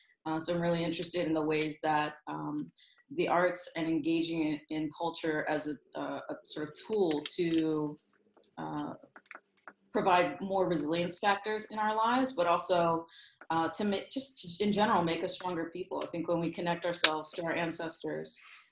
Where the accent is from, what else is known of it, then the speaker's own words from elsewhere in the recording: Southern York County, Pennsylvania, United States; I used to work as a gallery director in York, Pennsylvania. My family comes from, I would say, Southern York County is probably the most general way I can put it. That's where I grew up.